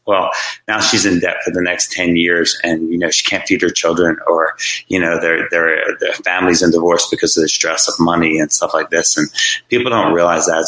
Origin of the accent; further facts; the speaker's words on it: Jersey Shore, New Jersey, United States; moved away as an adult; also born or lived in Virginia Beach, Virginia; I grew up on the Jersey Shore, like I said, as a kid